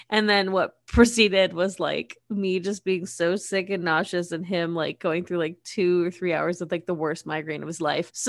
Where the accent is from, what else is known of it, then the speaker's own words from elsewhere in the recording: United States; I'm American.